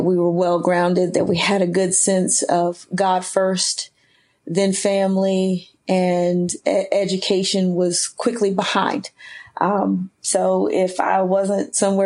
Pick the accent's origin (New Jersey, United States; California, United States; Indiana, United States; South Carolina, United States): South Carolina, United States; Spartanburg; also born or lived in Sherrill, South Carolina; I am originally from South Carolina, born in a small town called Sherrill, South Carolina, but raised in Spartanburg